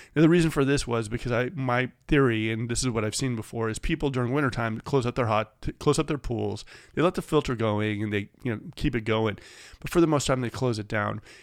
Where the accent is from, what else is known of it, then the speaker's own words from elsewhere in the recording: Bay Area, California, United States; now in Sacramento, United States; I grew up in the Bay Area.